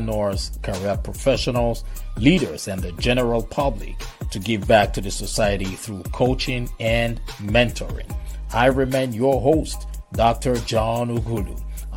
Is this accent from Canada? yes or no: no; Nigeria; I'm from Nigeria, and I believe a lot of you already know that I am from Nigeria, born and raised in Nigeria